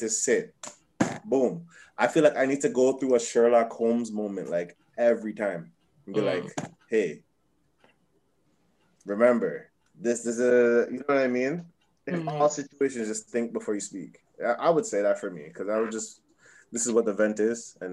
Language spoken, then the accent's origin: English; Jamaica; I'm a Jamaican